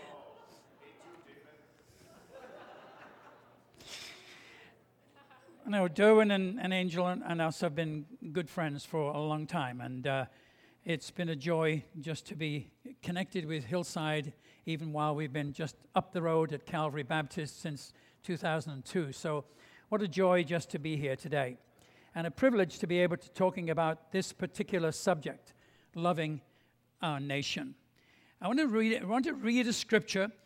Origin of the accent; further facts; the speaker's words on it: England, United Kingdom; I grew up in England just after the beginning of the Second World War.